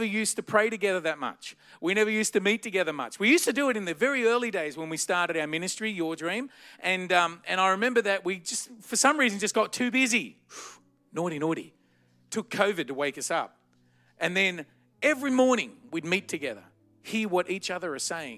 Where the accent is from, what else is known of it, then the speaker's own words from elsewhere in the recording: Blacktown, New South Wales, Australia; I grew up in the western suburbs of Sydney in a place called Blacktown